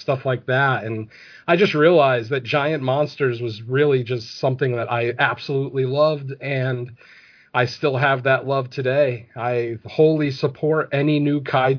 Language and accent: English; Connecticut, United States; I grew up in Connecticut